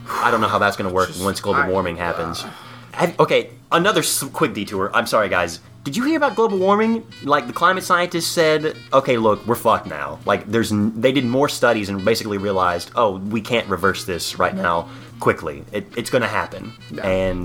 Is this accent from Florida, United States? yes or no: yes; Florida, United States; I'm from Florida.